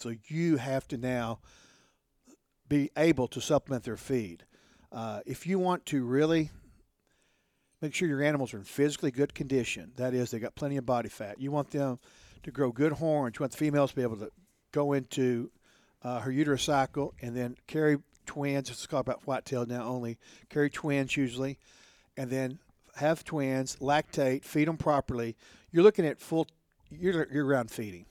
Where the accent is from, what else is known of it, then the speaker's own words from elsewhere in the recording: Odessa, Texas, United States; I was born and bred in Odessa